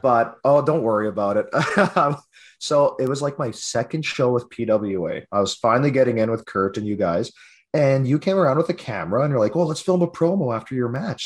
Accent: Lac La Biche, Alberta, Canada; I was born and raised in Lac La Biche

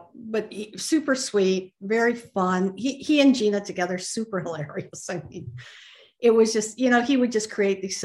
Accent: Flint, Michigan, United States; moved away; also born or lived in Chicago; she's from my hometown

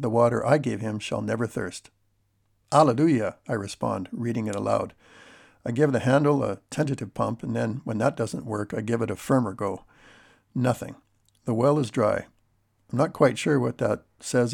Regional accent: Canada; I'm Canadian

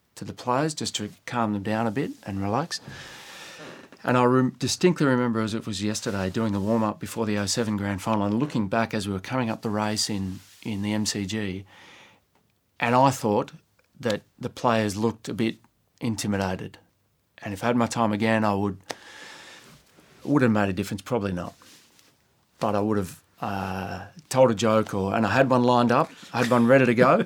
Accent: Sydney, New South Wales, Australia; moved away as an adult; also born or lived in Adelaide; which was in Sydney again, which is my hometown

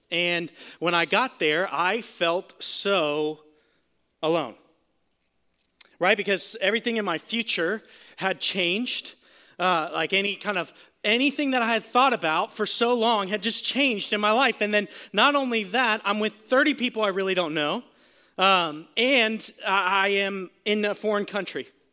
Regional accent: Sarasota, Florida, United States; I'm from Sarasota, Florida

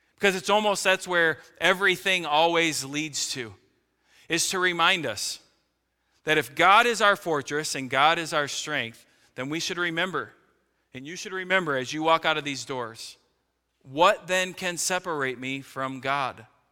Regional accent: United States

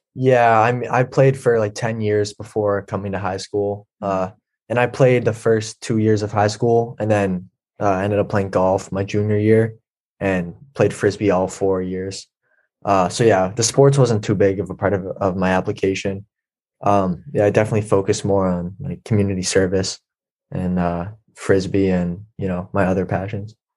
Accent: Swampscott, Massachusetts, United States; I'm from uh, Swampscott, Massachusetts

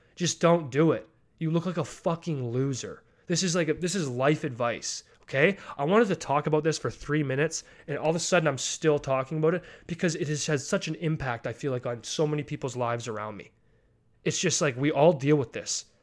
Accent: Canada; being Canadian

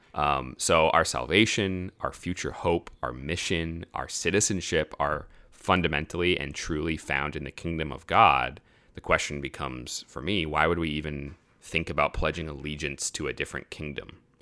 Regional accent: United States; As an American citizen, you know, that, that's, that's where I come from.

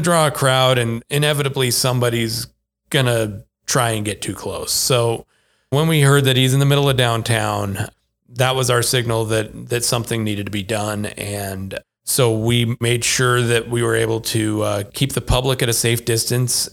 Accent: Utah, United States; moved away as an adult; also born or lived in Salt Lake City, Utah; now in New Mexico, United States; I am originally from Utah

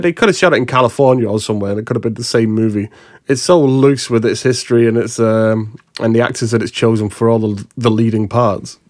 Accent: United Kingdom; us Brits

